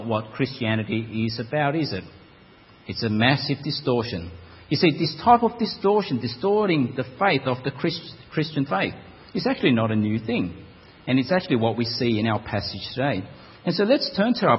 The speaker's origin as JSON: {"language": "English", "town": "Melbourne", "region": "Victoria", "country": "Australia", "also_born_or_lived": "Parramatta, Sydney", "moved": "as an adult", "said": "I'm not a Sydney sider. I'm from Melbourne originally."}